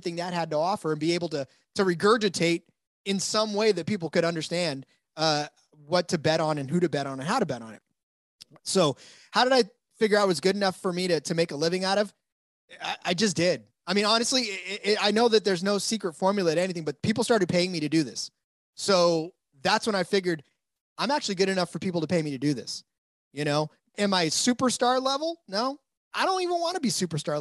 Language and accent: English; California, United States; I'm from California.